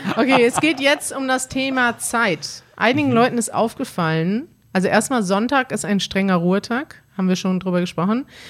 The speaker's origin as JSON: {"language": "German", "country": "Germany", "said": "wir kommen aus Deutschland"}